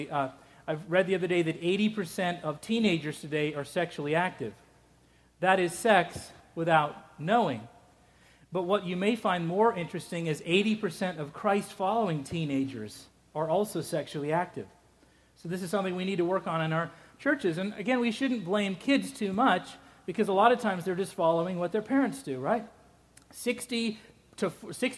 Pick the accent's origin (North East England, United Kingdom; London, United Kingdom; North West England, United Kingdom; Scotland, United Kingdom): Scotland, United Kingdom; moved away; I'm Scottish, and Scottish people barely even do it.